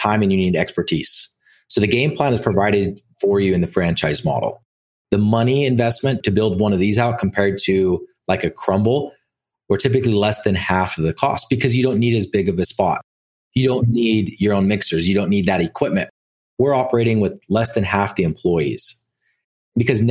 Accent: Orem, Utah, United States; I grew up in Orem, Utah

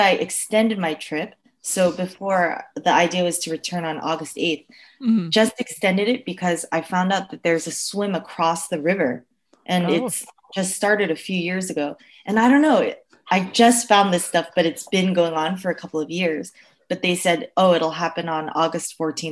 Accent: United States; as an American

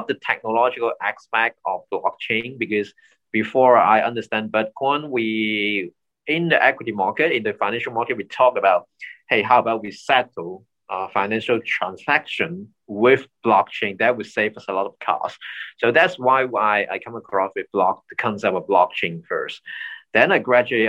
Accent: Hong Kong; I'm born and raised in Hong Kong

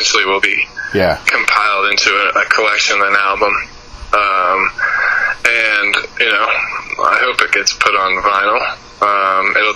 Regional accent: Atlanta, Georgia, United States; I'm from Atlanta, so I'm around a lot of big cities a lot

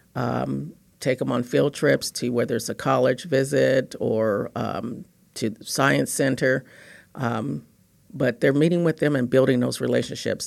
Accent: Los Angeles, California, United States; I grew up in Los Angeles, California.

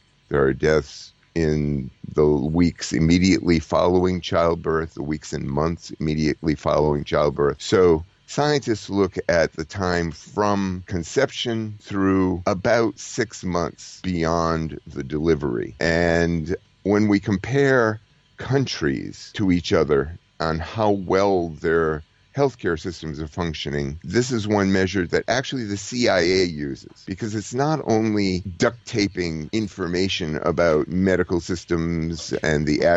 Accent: United States; I'm an American

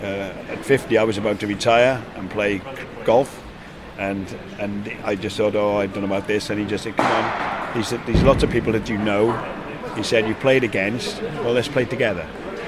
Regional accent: Penarth, Wales, United Kingdom; from Penarth. I've been playing in Penarth now for over 40 years.

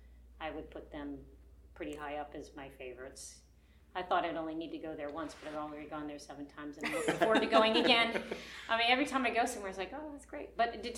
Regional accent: Philadelphia, Pennsylvania, United States; now in Cape May, United States; I'm originally from the Philadelphia area, but I live in Cape May, and I've been there for 30 years now, and I call it home.

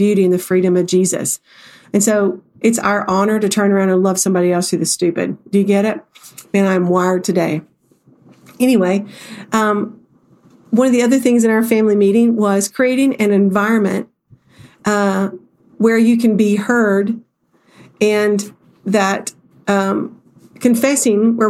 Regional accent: the South, United States; I'm from the South

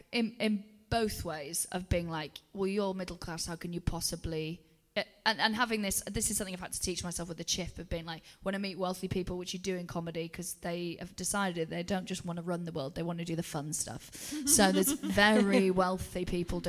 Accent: Wales, United Kingdom; first language English; moved away; when I was at home, I always felt like, again, I had a complicated relationship with, am I Welsh, am I English? Because we were an English-speaking household in a Welsh-speaking area with a Welsh father

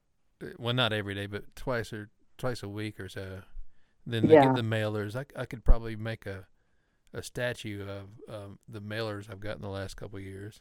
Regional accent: North Carolina, United States; We're from North Carolina.

